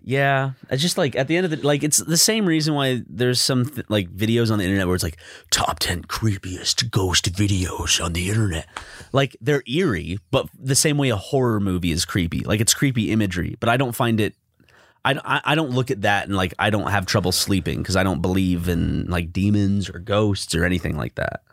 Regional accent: South Carolina, United States; growing up in South Carolina

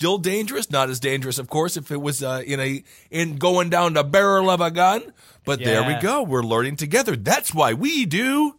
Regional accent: Wisconsin, United States; When I was growing up in Wisconsin, they didn't even let us know.

